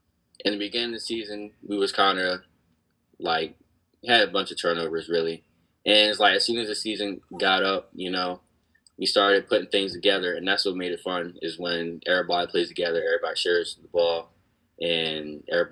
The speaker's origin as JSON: {"language": "English", "town": "Cambridge", "region": "Maryland", "country": "United States", "tie": "born or raised there"}